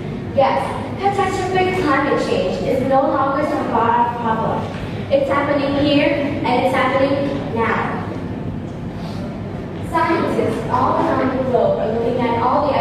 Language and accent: English; Ho Chi Minh City, Vietnam; I'm from Ho Chi Minh City